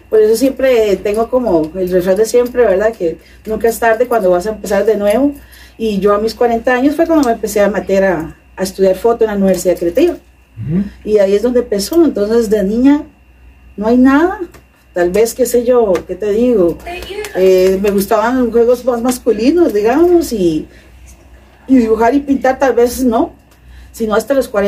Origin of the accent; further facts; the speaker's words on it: Cartago, Costa Rica; En Cartago.